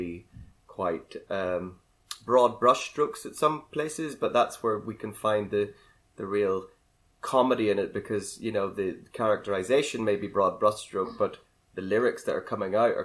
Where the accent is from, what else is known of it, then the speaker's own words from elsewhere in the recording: Northern Ireland, United Kingdom; I'm from Northern Ireland